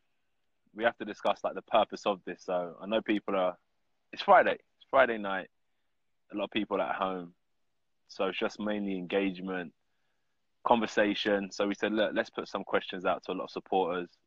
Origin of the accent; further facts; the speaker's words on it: United Kingdom; as a British heavyweight fighter